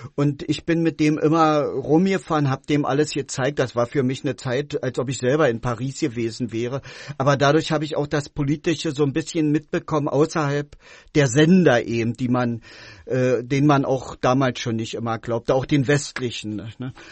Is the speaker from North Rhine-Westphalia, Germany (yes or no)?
no; Berlin, Germany; moved away as an adult; now in Wabern, Germany; also ich wurde ähm, in Ostberlin geboren, bin da auch groß geworden.